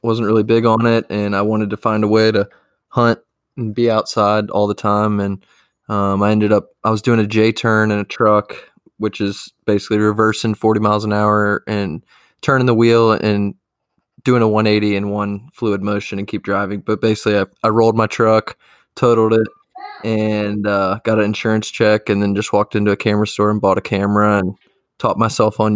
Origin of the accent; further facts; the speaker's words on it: Virginia, United States; now in Bozeman, Montana, United States; I grew up in Virginia